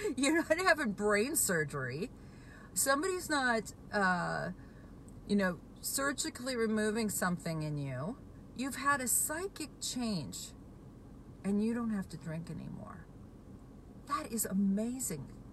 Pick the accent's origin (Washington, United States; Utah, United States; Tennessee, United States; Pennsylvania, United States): Washington, United States; I'm from Washington State